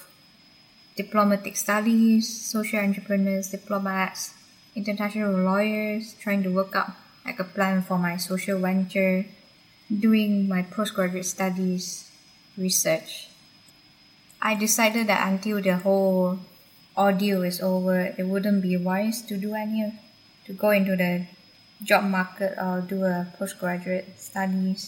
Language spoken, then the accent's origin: English; Selangor, Malaysia; moved away; my home country, Malaysia.